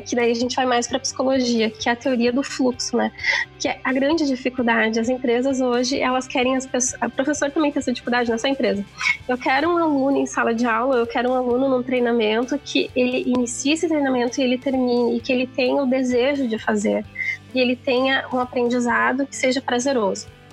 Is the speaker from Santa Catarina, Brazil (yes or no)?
no; interior of Rio Grande do Sul, Brazil; venho de uma região do interior do Rio Grande do Sul, uma cidade que eu brinco que é muito grande, chamada Sapedanga